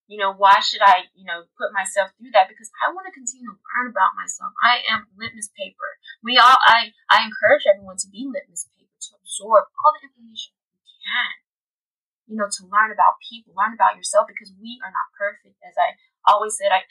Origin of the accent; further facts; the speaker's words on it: Tennessee, United States; now in Los Angeles, United States; I'm originally from Tennessee